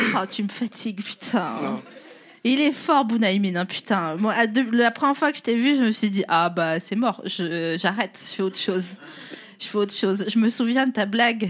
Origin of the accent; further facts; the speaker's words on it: the East, eastern France, France; Moi, je viens de l'Est